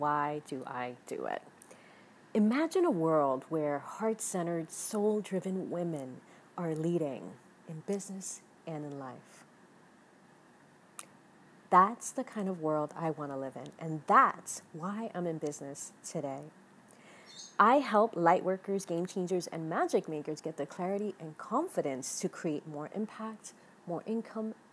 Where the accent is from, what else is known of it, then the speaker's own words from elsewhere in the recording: New York City, New York, United States; now in Miami, United States; I was born and raised in the Bronx, and I'm currently based on a small beachside town here in Miami